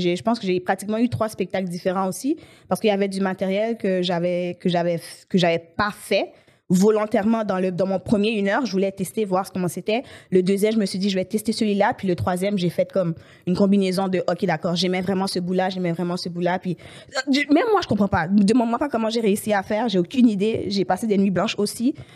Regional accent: Haiti; now in Montreal, Canada; je suis née à Montréal, Ok. mais j'ai grandi en Haïti.

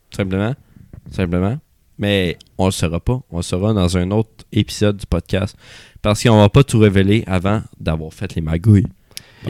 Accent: Sherbrooke, Quebec, Canada; je viens de Sherbrooke.

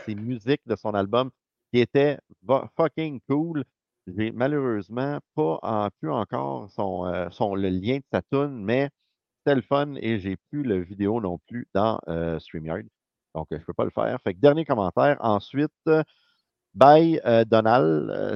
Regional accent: Montreal, Quebec, Canada; on vient de Montréal

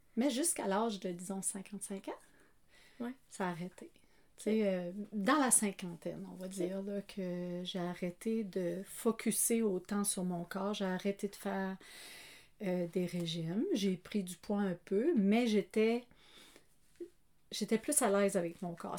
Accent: Canada; moved away; je suis acadienne de naissance qui a pris pays en prenant Marie

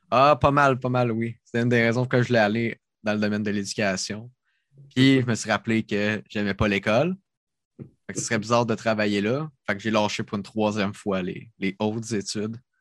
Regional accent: Sorel-Tracy, Quebec, Canada; accent: Sorel; C'est mon accent de Sorel

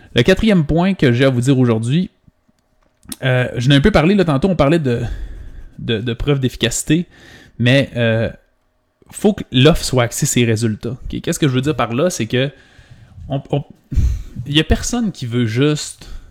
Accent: Quebec, Canada; Mais moi, je viens du Saguenay-Lac-Saint-Jean. C'est une, petite, une des plus petites régions du Québec

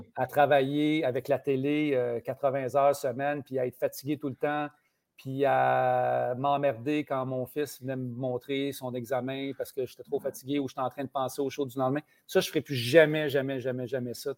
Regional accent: Saint-Ours, Quebec, Canada; now in Longueuil, Canada; on avait ça à Saint-Ours, on avait une cabane à sucre

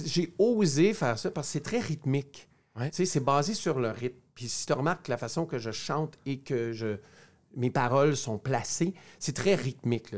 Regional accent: Ontario, Canada; je suis franco-ontarien

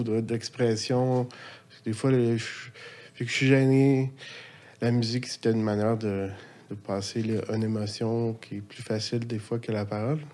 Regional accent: Laval, Quebec, Canada; also born or lived in Montreal / Louiseville / Sainte-Adèle; now in Sainte-Anne-des-Plaines, Canada; j'ai resté ma jeunesse à Laval

